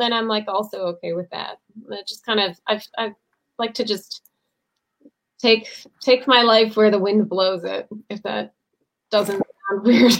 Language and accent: English; Sault Ste. Marie, Ontario, Canada; I'm in my hometown, Sault Ste. Marie